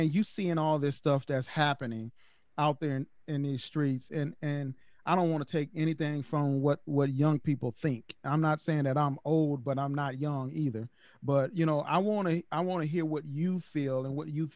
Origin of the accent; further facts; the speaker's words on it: the South, United States; growing up in the projects and growing up in the South